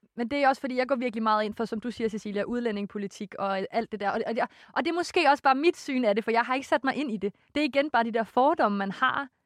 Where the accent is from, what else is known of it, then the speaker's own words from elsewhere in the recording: West Jutland, Central Denmark Region, Denmark; jeg er jo fra Vestjylland